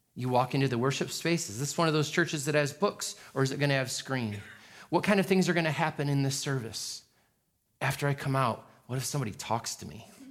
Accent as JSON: {"language": "English", "region": "New York", "country": "United States", "said": "I'm a New Yorker"}